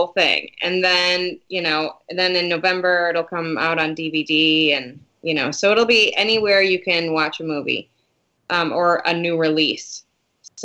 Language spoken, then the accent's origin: English; Detroit, Michigan, United States; moved away; I'm originally from Detroit, so the suburbs of Detroit